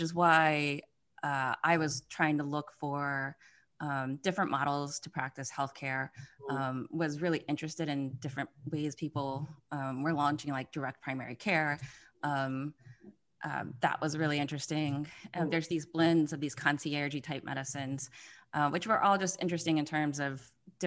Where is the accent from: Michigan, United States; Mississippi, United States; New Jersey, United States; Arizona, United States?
Mississippi, United States; I'm from Mississippi, so born and raised in Mississippi, which is the poorest state in the United States